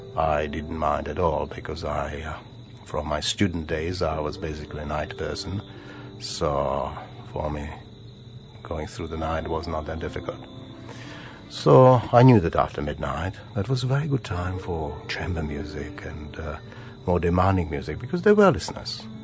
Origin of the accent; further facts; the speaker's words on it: Bohemia, Czechia; English is a second language; moved away as an adult; also born or lived in Sydney, Australia / Adelaide, Australia; now in Australia; I was born in Bohemia.